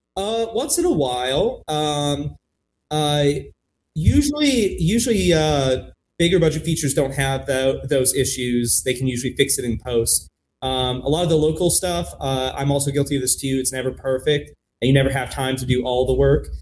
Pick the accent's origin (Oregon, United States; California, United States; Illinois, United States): California, United States; Los Angeles; now in Portland, United States; I grew up in Los Angeles, but I didn't have a connection to the film community in LA.